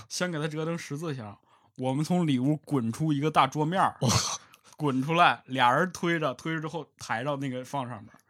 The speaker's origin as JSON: {"language": "Chinese", "region": "Jilin", "country": "China", "said": "我是吉林的嘛啊，吉林挨着这个茶干湖"}